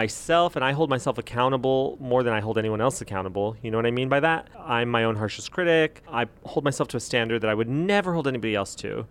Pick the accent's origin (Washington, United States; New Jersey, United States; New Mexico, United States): New Mexico, United States; I'm from New Mexico